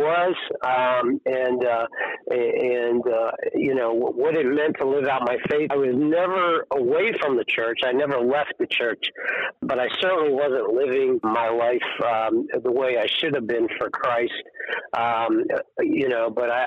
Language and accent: English; York, Pennsylvania, United States; moved away as an adult; now in Buena Vista, United States; But I grew up, I was born and raised in York. Was there until a year and a half ago when we moved to Virginia.